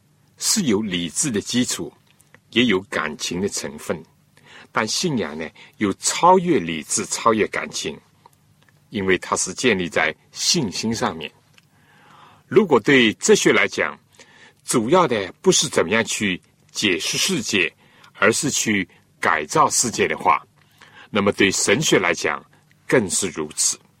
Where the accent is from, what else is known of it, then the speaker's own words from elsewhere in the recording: China; 我们中国人谈到宗教，都是。比较实用的